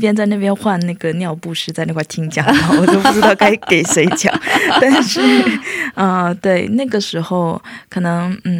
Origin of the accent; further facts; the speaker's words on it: China; moved away as an adult; now in South Korea; 因为我是在中国长大，